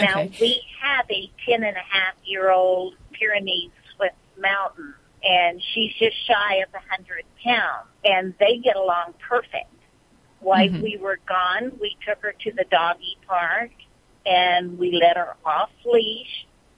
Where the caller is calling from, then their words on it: Bakersfield, California, United States; Bakersfield, California.